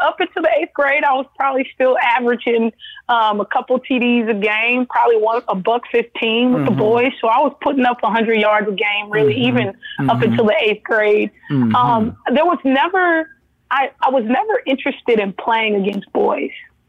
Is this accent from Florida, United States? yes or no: no; Los Angeles, California, United States; Yes, I am actually born and raised in Los Angeles, California, mm-hmm. but I'm born to a Southern queen and a Southern king.